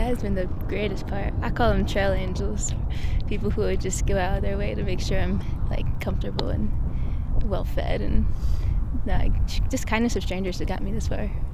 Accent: Baltimore, Maryland, United States; I'm from Baltimore, Maryland

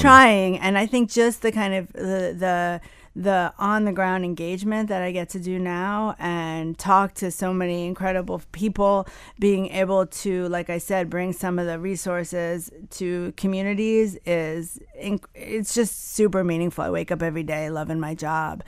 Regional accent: New Jersey, United States; also born or lived in Ann Arbor, Michigan; now in Miami, United States; I grew up in Jersey

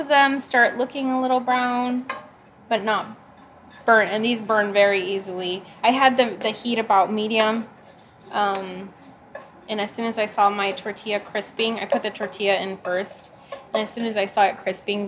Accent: South Texas, United States; I grew up in South Texas

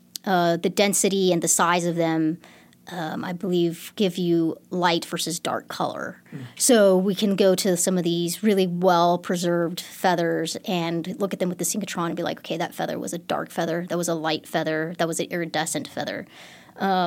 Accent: Texas Hill Country, United States; growing up in the Texas Hill Country, I used to always go rock hounding

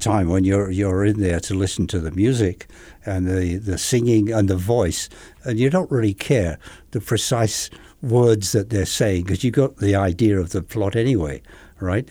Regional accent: England, United Kingdom; moved away; I'm from England

